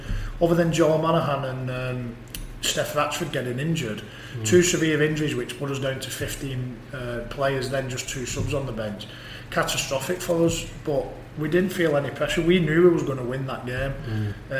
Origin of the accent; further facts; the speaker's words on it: Wigan, North West England, United Kingdom; my hometown club Wigan